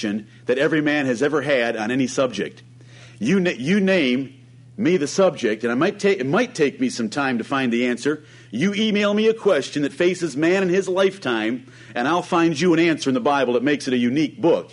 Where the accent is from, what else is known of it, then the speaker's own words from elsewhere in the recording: Ann Arbor, Michigan, United States; I grew up around Ann Arbor, Michigan, one of the most liberal cities in our country.